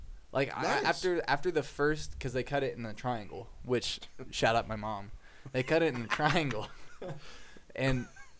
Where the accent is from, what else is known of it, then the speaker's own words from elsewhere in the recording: the South, United States; Because growing up in the South